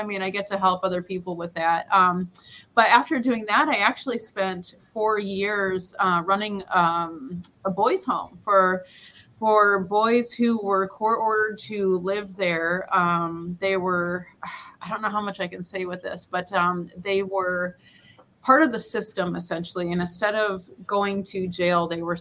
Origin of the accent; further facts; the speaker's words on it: Detroit, Michigan, United States; moved away as an adult; also born or lived in Fort Hood, Texas; now in San Juan del Sur, Nicaragua; grew up in Detroit, Michigan